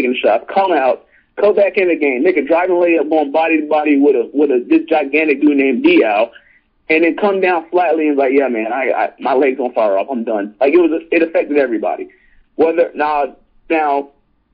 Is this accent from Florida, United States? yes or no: yes; Central Florida, United States; I grew up in Central Florida